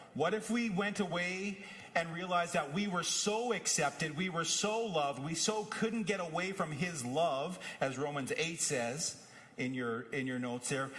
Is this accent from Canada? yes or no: yes; Whitewood, Saskatchewan, Canada; moved away; Both my home in Saskatoon and my home growing up in Whitewood